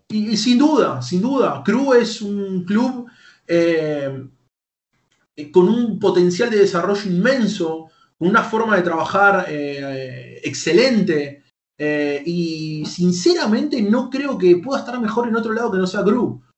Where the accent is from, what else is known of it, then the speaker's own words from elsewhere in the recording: Lanús, Buenos Aires Province, Argentina; Soy de Lanús, vivo en Lanús. Ah, vivo en Lanús, nací en Lanús